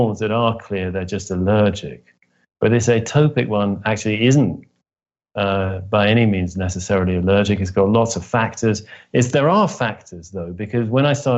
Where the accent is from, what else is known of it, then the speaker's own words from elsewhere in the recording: Oxford, South East England, United Kingdom; I grew up in Oxford, England, the son of two academics